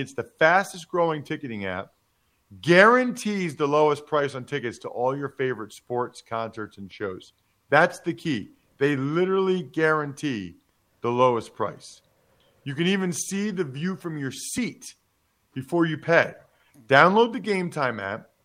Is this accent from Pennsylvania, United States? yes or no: yes; Reading, Pennsylvania, United States; my hometown of Reading, Pennsylvania